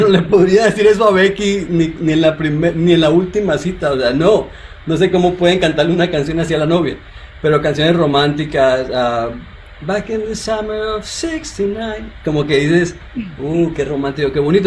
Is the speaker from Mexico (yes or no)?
no; Colombia; soy colombiano